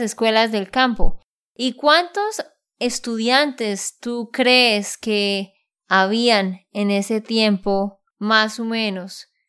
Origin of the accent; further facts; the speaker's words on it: Bucaramanga, Santander, Colombia; de Santander, Colombia